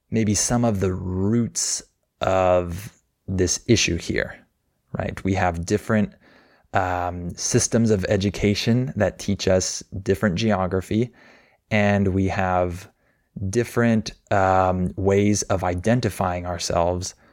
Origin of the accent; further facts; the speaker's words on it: United States; People here just use the term American, right? I'm American.